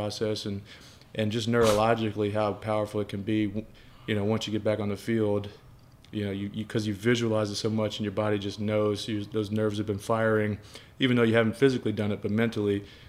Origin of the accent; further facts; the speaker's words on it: New Orleans, Louisiana, United States; I grew up in New Orleans, so my diet has never been good.